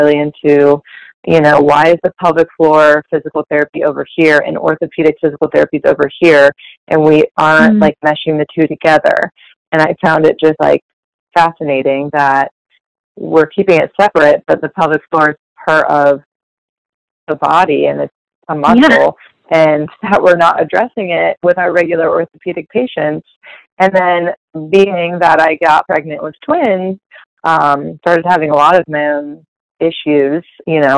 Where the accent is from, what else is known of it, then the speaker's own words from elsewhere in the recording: Columbus, Ohio, United States; also born or lived in Athens, Ohio / Dayton, Ohio; I am from Columbus